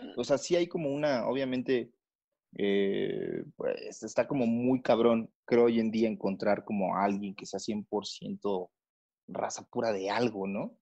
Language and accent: Spanish; Mexico